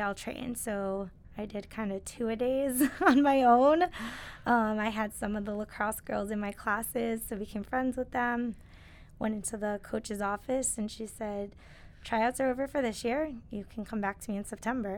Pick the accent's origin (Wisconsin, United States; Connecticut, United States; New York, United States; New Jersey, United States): Connecticut, United States; moved away; I'm originally from Connecticut, so I am happy to be back here and back near home at Quinnipiac. But I grew up around here